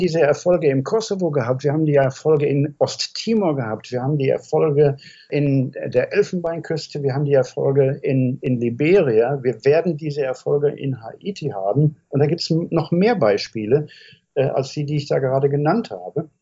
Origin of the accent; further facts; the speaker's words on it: Germany; als Deutscher mit meinem historischen Bezug